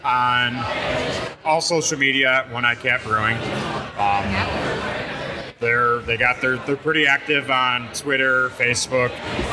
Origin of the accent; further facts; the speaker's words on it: Cheektowaga, New York, United States; we grew up in Cheektowaga. It's ingrained in our lives.